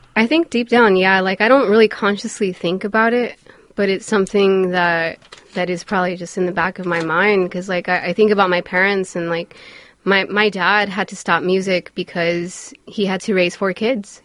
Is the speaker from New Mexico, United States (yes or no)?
no; Los Angeles, California, United States; I grew up in Highland Park